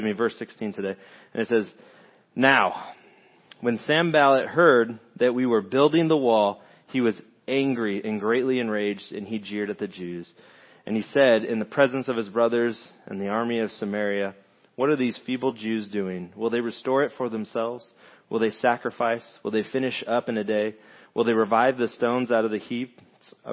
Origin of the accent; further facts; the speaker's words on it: California, United States; moved away as an adult; now in Lake of the Ozarks, United States; Originally from California